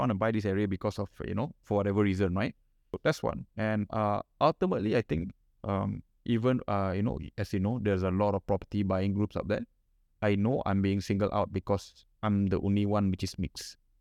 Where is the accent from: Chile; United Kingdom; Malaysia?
Malaysia; Kuala Lumpur; I'm from Sentul and I have parents who give me nothing